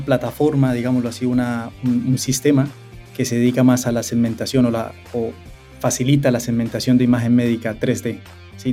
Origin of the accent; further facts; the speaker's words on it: Cúcuta, Norte de Santander, Colombia; moved away as an adult; now in London, United Kingdom; Yo soy de, de Cúcuta, de Colombia